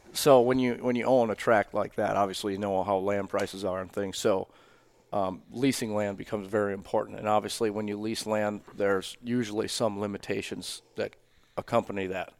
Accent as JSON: {"language": "English", "town": "Iola", "region": "Wisconsin", "country": "United States", "tie": "born or raised there", "said": "I'm from Wisconsin. I'm from north central Wisconsin, Wapaca County, uh, Iola, Wisconsin"}